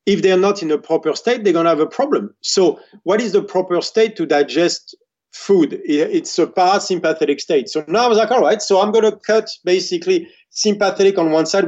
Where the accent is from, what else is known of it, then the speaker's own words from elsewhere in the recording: France; growing up in France, the best place is when my grandmother is cooking and I'm talking to her.